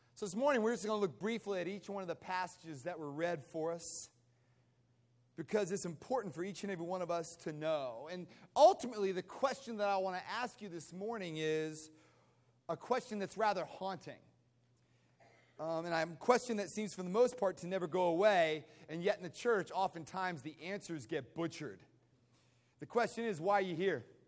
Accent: United States; moved away; I grew up outside of Washington, D.C.

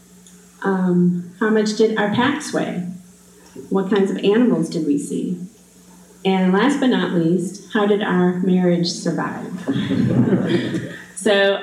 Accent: Wisconsin Rapids, Wisconsin, United States; I grew up here in Wisconsin Rapids, and I went to Assumption High School.

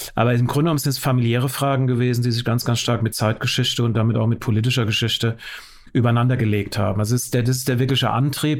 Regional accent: West Germany, Germany; ich bin im Westen geboren

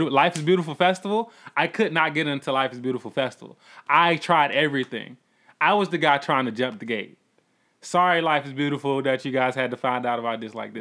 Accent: College Park, Georgia, United States; also born or lived in Atlanta; I come from College Park

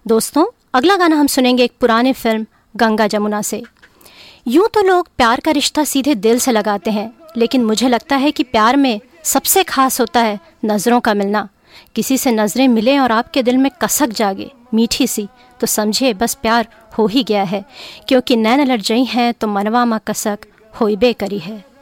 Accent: Mahasamund, Chhattisgarh, India; moved away; also born or lived in Raipur; अपने बचपन की जगह हमेशा साथ लेकर चलते हैं हम और मैं अपने साथ लेकर चलती हूँ मेरे गांव महासमुंद मेरे शहर रायपुर और छत्तीसगढ़ की मिट्टी की खुशबू

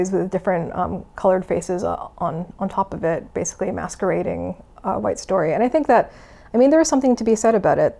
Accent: Canada; I'm Canadian

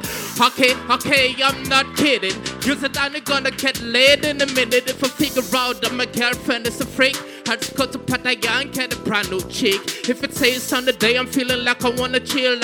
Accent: Cameroon; I'm from Cameroon

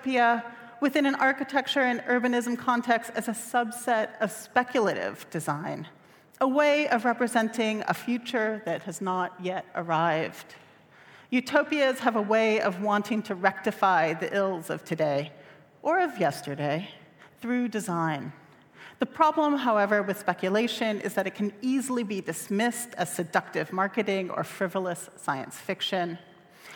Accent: Los Angeles, California, United States; I come from Los Angeles, a city of palm trees, of movie stars, and orange groves

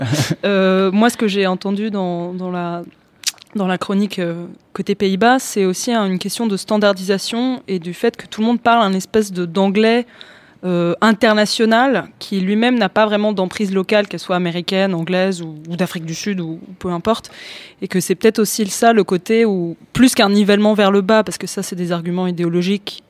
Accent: Greece; now in France; moi, j'ai grandi en Grèce et j'ai jamais aussi bien parlé grec que maintenant.

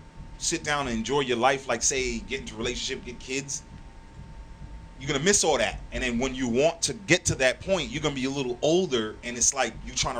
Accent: Connecticut, United States; I was from Connecticut.

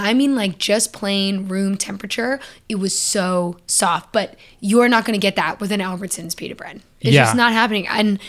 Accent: Canada; Okay, so the answer is yes, but not because I'm Canadian.

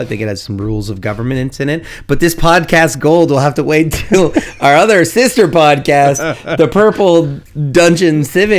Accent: Canada

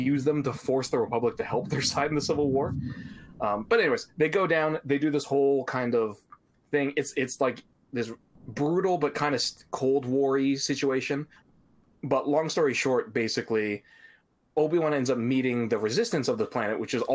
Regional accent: Canada; as a Canadian

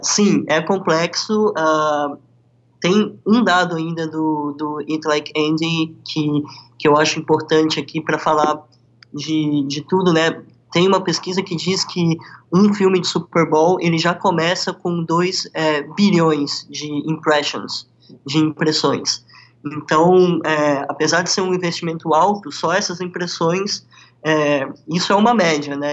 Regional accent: Brazil; now in Miami, United States; como brasileiros

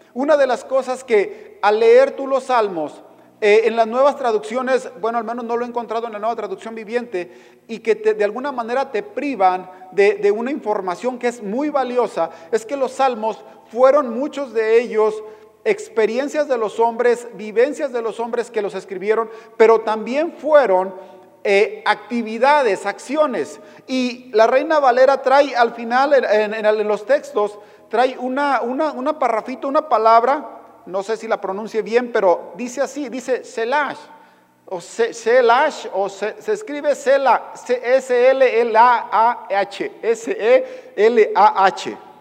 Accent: Mexico; como mexicano

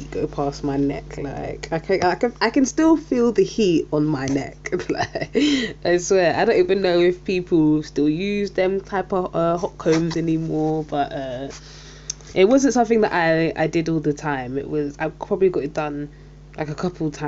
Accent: London, United Kingdom; I'm from South London and I'm Caribbean. My mum's Jamaican and my dad's Saint Lucian

